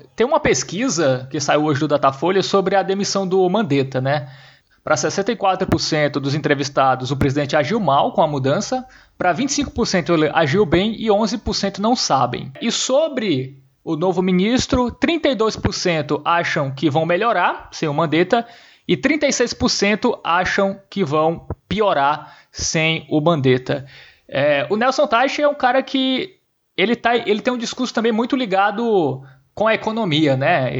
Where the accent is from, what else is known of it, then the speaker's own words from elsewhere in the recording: João Pessoa, Paraíba, Brazil; a gente é de João Pessoa